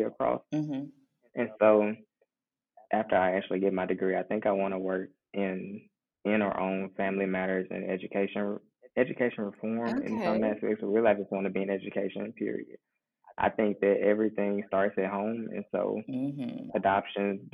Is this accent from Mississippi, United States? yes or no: yes; Mississippi, United States; moved away as an adult; also born or lived in New Orleans, Louisiana; I'm originally from Mississippi, and I chose to come back home from law school